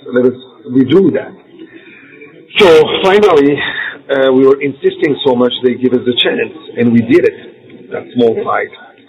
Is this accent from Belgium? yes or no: yes; Belgium; also born or lived in Morocco; But actually, originally I'm from Morocco. So, and I grew up in Belgium.